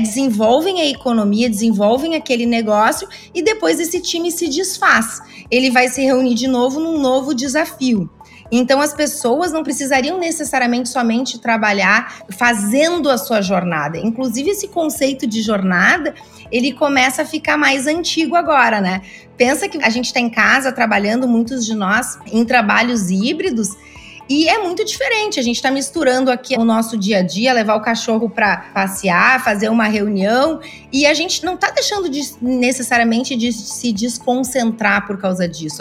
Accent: Rio Grande do Sul, Brazil; Eu sou gaúcha, muitas das minhas empresas foram fundadas aqui no Rio Grande do Sul

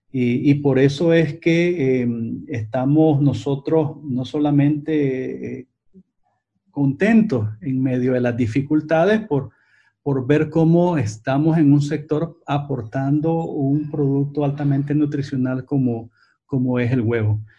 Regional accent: Nicaragua; porque como nicaragüenses tenemos una responsabilidad de cara a construir un mejor país, de cambiarlo para que todos los nicaragüenses y no solamente una parte de ellos

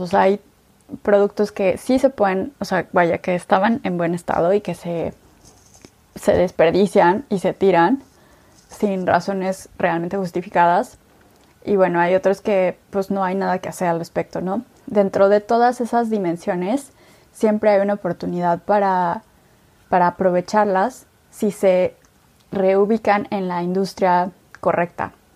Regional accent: Mexico City, Mexico; soy mexicana, nací en la Ciudad de México

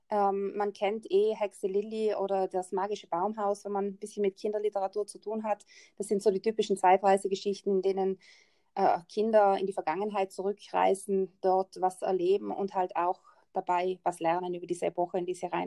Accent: Trentino-Alto Adige, Italy; ich bin Italienerin, also Staatsbürgerschaft italienisch und wohne ganz im Norden von Italien.

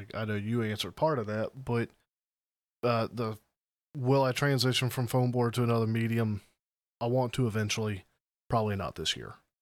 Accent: the South, United States; I'm from the South.

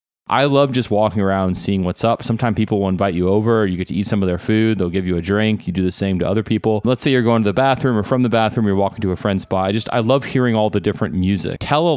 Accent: the South, United States; We grew up in the South, but most of us are like somewhat cosmopolitan suburban kids

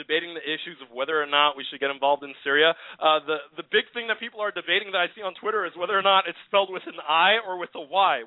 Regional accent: United States; we're American

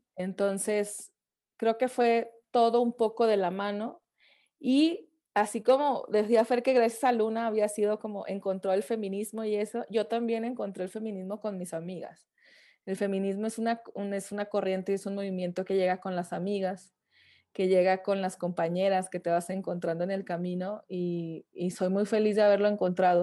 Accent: Francisco I. Madero, Coahuila, Mexico; also born or lived in Saltillo; now in Mexico City, Mexico; yo soy de Francisco y Madero, pero me fui a vivir a Saltillo para estudiar música

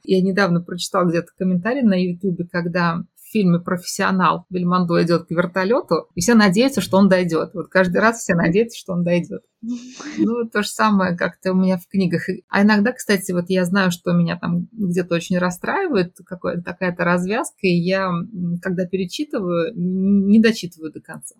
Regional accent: Tashkent, Uzbekistan; Мы все из Ташкента

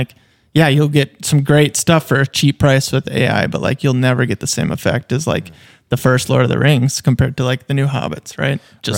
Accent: Fergus, Ontario, Canada; I think like just growing up in Fergus and having a great time and whatnot

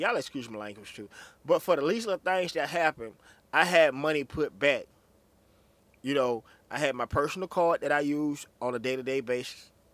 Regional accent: Anguilla, Mississippi, United States; I was just a little boy from the country down a little town called Anguilla, Mississippi

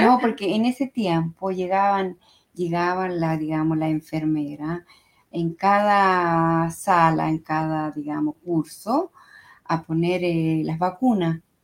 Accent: Chile; now in Italy; mi tierra natal, a y a Chile, a mi gran país, Chile.

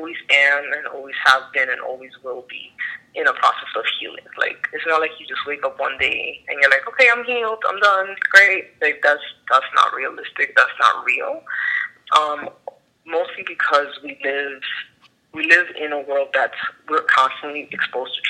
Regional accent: New York City, New York, United States; now in New Jersey, United States; I'm Afro-Dominicana. I was born and raised in the Bronx

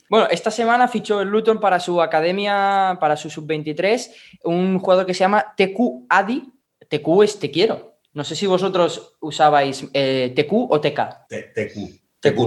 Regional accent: Catalonia, Spain; yo como buen catalán que soy

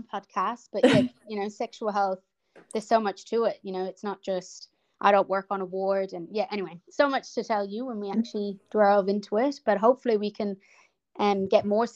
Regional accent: Ireland; moved away as an adult; now in Melbourne, Australia; I'm from Ireland as well, and I've been here for about 10 years now

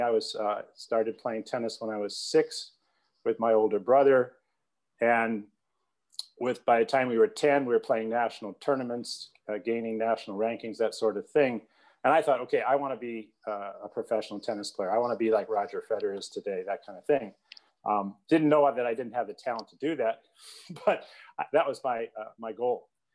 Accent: Rock Island, Illinois, United States; my hometown of Rock Island

